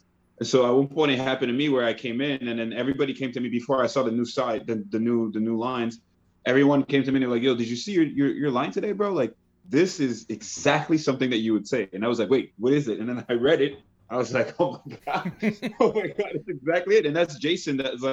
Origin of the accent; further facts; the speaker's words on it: Quebec, Canada; accent: Quebecois; It's closer to that, but it's there was also with Haitian roots. So it's like my accent is like all over the place, but I can lean into the French or lean into the Quebecois or even lean into the Haitian.